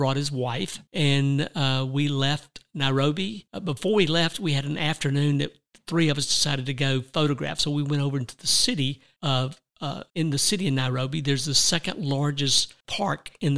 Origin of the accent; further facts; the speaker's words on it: Georgia, United States; from Georgia